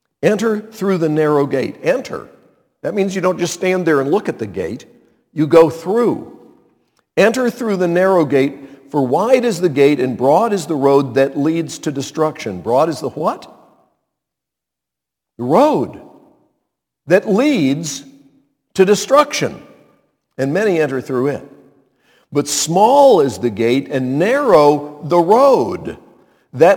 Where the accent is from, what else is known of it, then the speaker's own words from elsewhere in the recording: Montreat, North Carolina, United States; where I grew up, Montreat